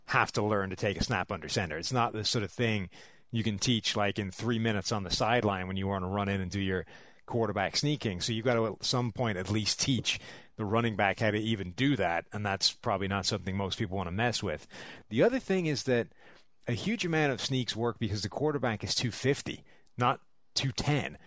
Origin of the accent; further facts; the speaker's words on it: Dublin, Leinster, Ireland; I'm from Dublin.